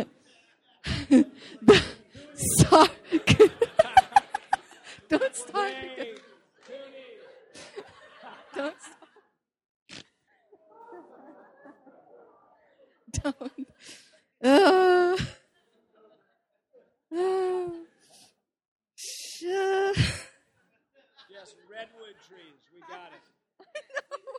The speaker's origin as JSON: {"language": "English", "country": "Netherlands", "said": "I'm from the Netherlands"}